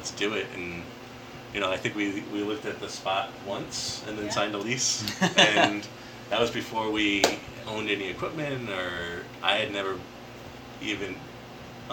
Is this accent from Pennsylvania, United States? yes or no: no; North Smithfield, Rhode Island, United States; also born or lived in Lincoln, Rhode Island; now in North Kingstown, United States; I grew up in North Smithfield and Lincoln, from Rhode Island my whole life.